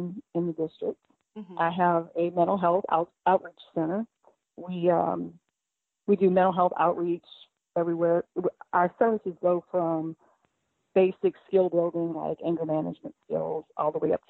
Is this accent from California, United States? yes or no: no; New Orleans, Louisiana, United States; moved away as an adult; now in Lawrenceville, United States; I am originally from New Orleans. I moved here after I graduated from LSU